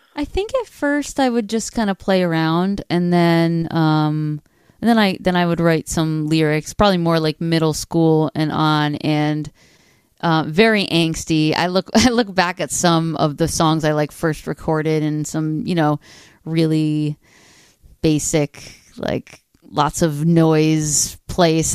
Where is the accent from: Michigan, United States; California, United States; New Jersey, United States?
New Jersey, United States; northern; I grew up in northern New Jersey, about thirty miles outside of New York City.